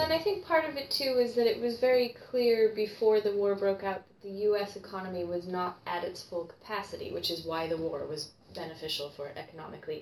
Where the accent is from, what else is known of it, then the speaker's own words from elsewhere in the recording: United States; now in United Kingdom; as an American